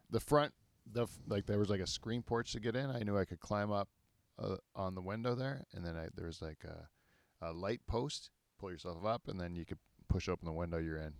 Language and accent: English; Canada; as Canadians